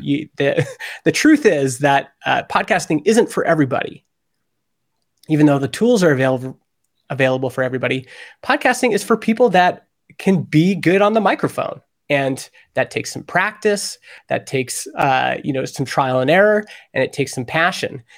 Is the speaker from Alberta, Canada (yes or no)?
yes; Alberta, Canada; I grew up in Alberta, and in Alberta, Canada, talk radio is huge.